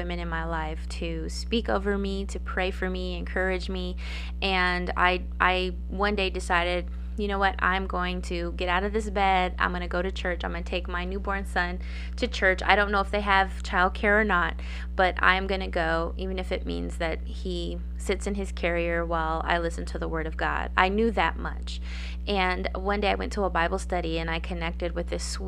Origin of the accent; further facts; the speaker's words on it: Gallup, New Mexico, United States; my hometown of Gallup, New Mexico